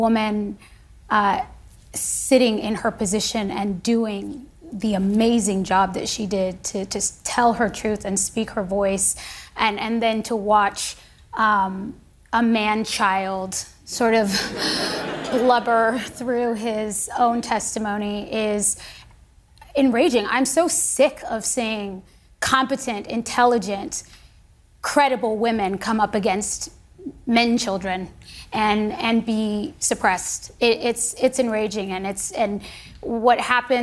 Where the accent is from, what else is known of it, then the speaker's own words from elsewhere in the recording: United States; I am a patriot. I am an American